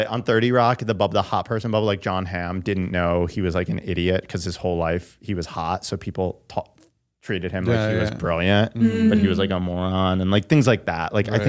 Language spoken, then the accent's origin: English; Michigan, United States; now in Los Angeles, United States